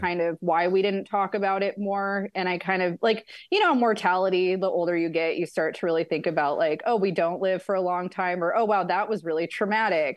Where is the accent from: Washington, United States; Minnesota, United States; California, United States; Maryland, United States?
Washington, United States; Ellensburg; now in Yucca Valley, United States; I was raised in Ellensburg, Washington